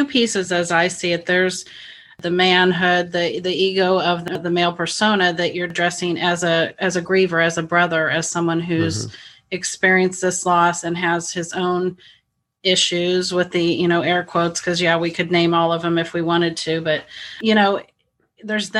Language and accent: English; Midwest, United States; I was raised in the Midwest as well